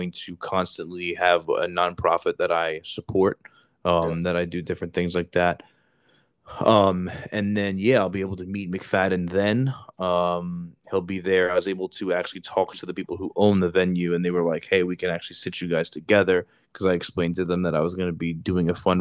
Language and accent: English; New Jersey, United States; I'm from Jersey